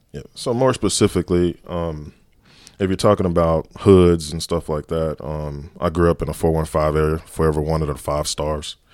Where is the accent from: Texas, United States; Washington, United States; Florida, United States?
Texas, United States; Dallas; growing up in Dallas, being a Dallas police officer